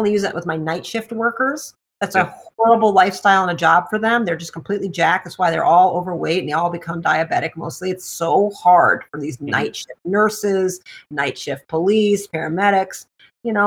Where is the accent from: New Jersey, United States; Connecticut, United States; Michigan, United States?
Michigan, United States; Detroit; I'm from Detroit